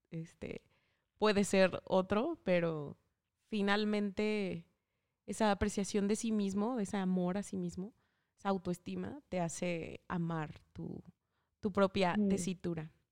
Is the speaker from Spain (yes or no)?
no; Mexico